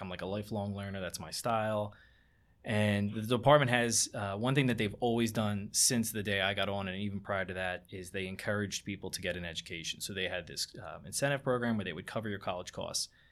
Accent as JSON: {"language": "English", "town": "Barrington", "region": "New Jersey", "country": "United States", "tie": "born or raised there", "said": "I grew up in Barrington"}